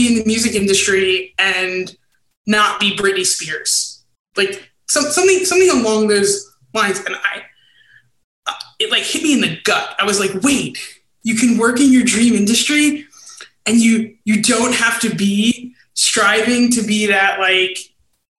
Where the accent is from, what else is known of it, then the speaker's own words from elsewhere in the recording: Brooklyn, New York, United States; moved away as an adult; also born or lived in Baltimore; now in Chicago, United States; born and raised in Brooklyn